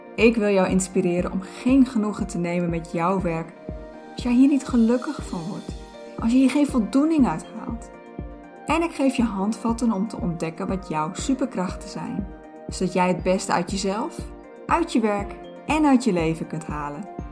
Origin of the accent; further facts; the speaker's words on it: Friesland, Netherlands; Ik ben opgegroeid in Friesland